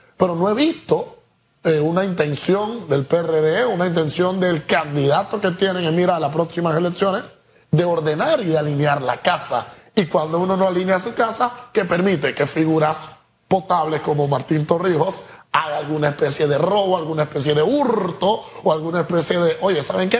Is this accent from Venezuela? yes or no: no; Panama; como panameños